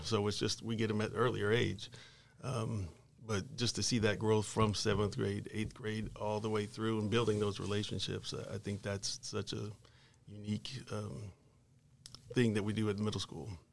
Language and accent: English; Arlington, Texas, United States; also born or lived in Fort Worth, Texas / Mansfield, Texas / Forney, Texas; I grew up mainly in Arlington. I went to school in Arlington, Sam Houston High School